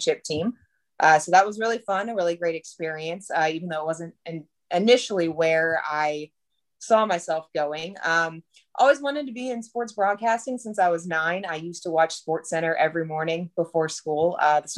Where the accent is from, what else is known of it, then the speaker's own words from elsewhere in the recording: Pittsburgh, Pennsylvania, United States; moved away as an adult; also born or lived in Kentucky / Baltimore, Maryland / Hagerstown, Maryland / Lexington, Kentucky; now in Little Rock, United States; I grew up outside of Pittsburgh